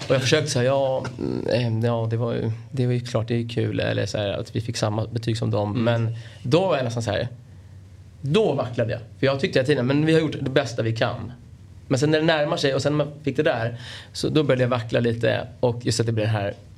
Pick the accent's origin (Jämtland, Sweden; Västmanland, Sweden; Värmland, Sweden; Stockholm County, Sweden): Stockholm County, Sweden; Stockholm; jag är från, från Bromma precis på gränsen till Solna.